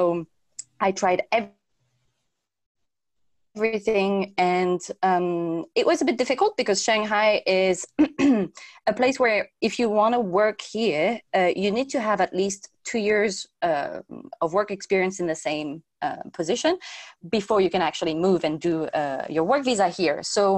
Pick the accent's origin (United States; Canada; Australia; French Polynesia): French Polynesia; also born or lived in Germany / United Kingdom / Spain; I grew up in Tahiti, which is in the middle of nowhere in the Pacific Ocean, and there people speak Tahitian and French